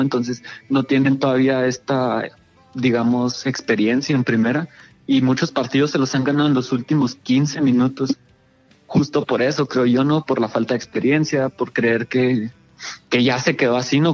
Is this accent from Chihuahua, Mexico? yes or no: yes; Ciudad Juárez, Chihuahua, Mexico; somos de Ciudad Juárez